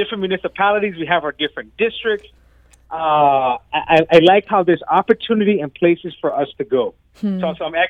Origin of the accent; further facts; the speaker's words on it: Charlotte Amalie, U.S. Virgin Islands; moved away as an adult; now in Richmond Heights, United States; I'm not actually originally from St. Louis. I'm from St. Thomas in the Virgin Islands.